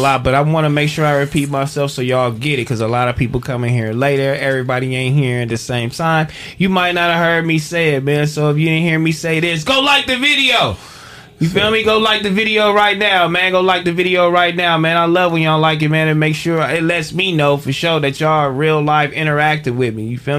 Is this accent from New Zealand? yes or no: no; London, United Kingdom; I'm from London.